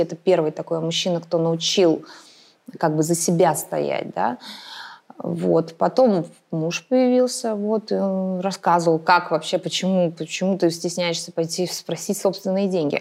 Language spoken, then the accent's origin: Russian; Moscow, Russia; я вообще москвичка в четвертом поколении